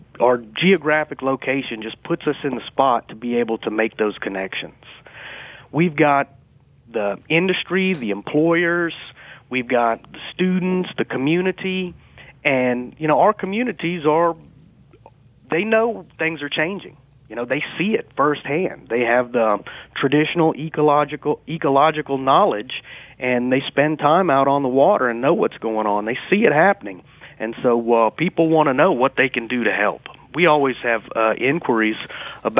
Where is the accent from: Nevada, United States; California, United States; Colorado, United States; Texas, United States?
Texas, United States; Southeast; moved away; also born or lived in Lake Charles / Baton Rouge; I am originally from Southeast Texas